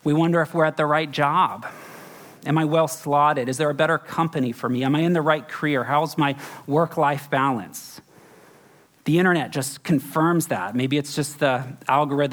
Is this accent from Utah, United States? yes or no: no; Florida, United States; also born or lived in Kentucky / Texas; now in San Francisco, United States; I grew up in Florida